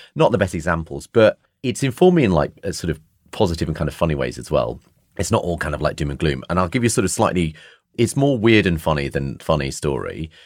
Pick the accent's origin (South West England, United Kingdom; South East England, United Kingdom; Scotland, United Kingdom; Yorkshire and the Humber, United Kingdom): Yorkshire and the Humber, United Kingdom; Bradford; growing up in Bradford